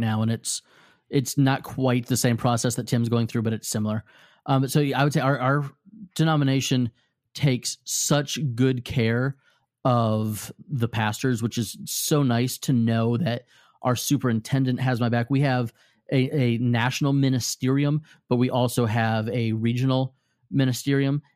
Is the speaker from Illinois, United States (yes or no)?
yes; Normal, Illinois, United States; I was born in normal Illinois.